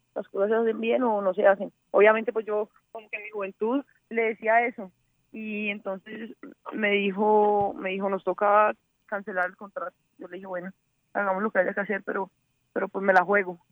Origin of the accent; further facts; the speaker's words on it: Cali, Valle del Cauca, Colombia; Yo soy caleña, 100% caleña.